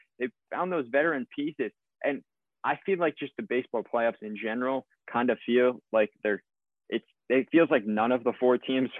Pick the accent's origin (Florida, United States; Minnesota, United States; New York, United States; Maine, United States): New York, United States; New Yorker, United States; as a New Yorker.